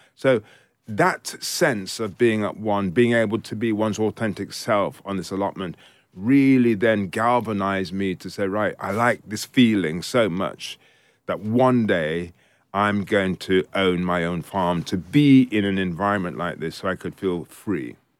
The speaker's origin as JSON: {"language": "English", "country": "United Kingdom", "tie": "born or raised there", "also_born_or_lived": "Jamaica", "said": "I was born in Jamaica and I came to this country when I was four years old."}